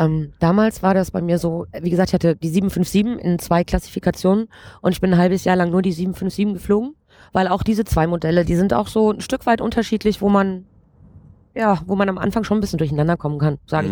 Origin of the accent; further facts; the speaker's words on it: Erzgebirge, Saxony, Germany; now in Frankfurt, Germany; ich ähm, bin gebürtige Erzgebirgerin